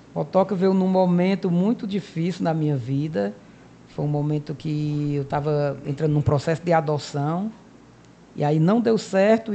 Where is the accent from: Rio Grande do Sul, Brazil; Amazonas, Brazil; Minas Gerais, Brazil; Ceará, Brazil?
Ceará, Brazil; Cariri; moved away as an adult; also born or lived in Fortaleza; eu nasci né, aqui no Cariri, né, um dos grandes polos religiosos